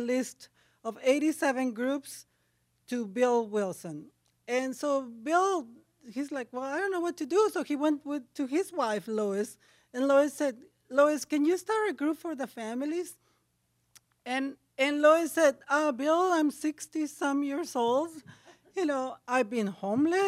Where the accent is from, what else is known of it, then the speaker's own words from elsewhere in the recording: Ensenada, Baja California, Mexico; English is a second language; moved away; I am from Mexico, from Ensenada. It's a drinking town.